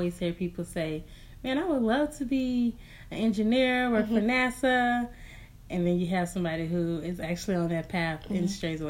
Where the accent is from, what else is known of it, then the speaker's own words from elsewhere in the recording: Houston, Texas, United States; I'm from Houston, Texas.